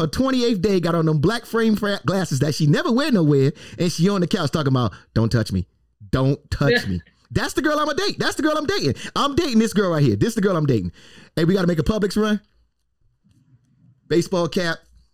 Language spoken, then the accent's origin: English; New York City, New York, United States; now in Tampa, United States; I'm from the Bronx